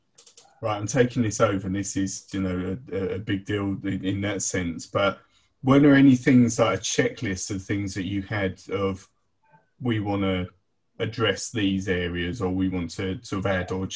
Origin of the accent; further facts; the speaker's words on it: Essex, East of England, United Kingdom; moved away as an adult; now in Norfolk, United Kingdom; We grew up in Essex, met a girl from Norfolk, moved to Norfolk.